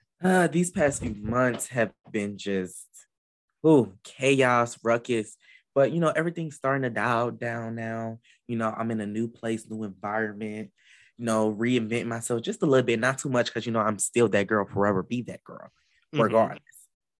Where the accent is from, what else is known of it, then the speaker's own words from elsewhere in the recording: Atlanta, Georgia, United States; Shout out to my hometown of 404.